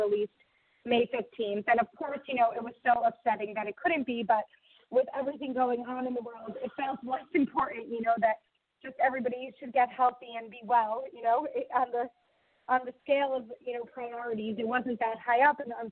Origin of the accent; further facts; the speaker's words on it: Long Island, New York, United States; moved away as an adult; now in Israel; I was born in New York. I grew up in Long Island.